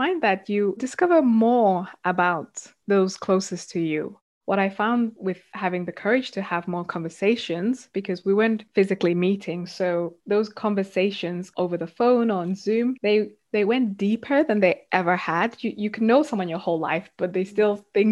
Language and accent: English; South Africa; now in United Kingdom; I grew up in South Africa and then moved to the UK